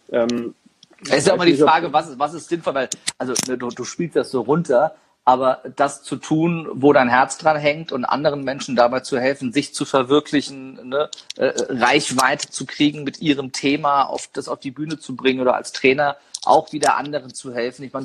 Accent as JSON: {"language": "German", "town": "Niedernhausen", "region": "Hesse", "country": "Germany", "tie": "born or raised there", "said": "da bin ich übrigens aufgewachsen in Niedernhausen."}